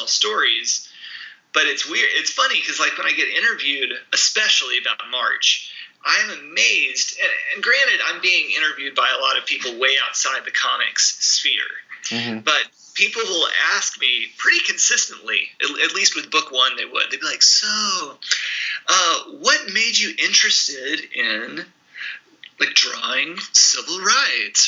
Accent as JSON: {"language": "English", "region": "the South", "country": "United States", "also_born_or_lived": "Mississippi", "moved": "yes", "lives_now": "Indiana, United States", "said": "as a Southerner, since living here in Indiana"}